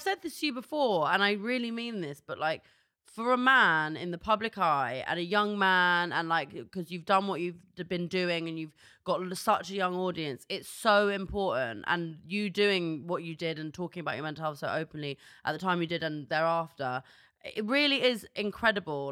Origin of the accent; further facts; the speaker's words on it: London, United Kingdom; I'm from North London